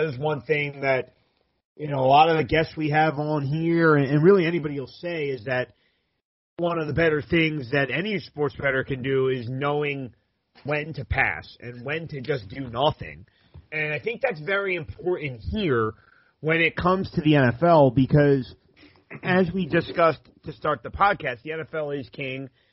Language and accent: English; New Jersey, United States; growing up in South Jersey